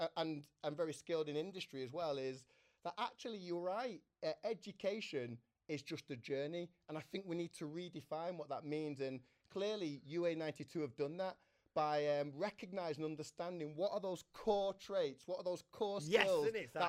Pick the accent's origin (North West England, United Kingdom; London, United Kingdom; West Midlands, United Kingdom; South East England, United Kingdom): North West England, United Kingdom; Manchester; I'm a Manchester lad, born here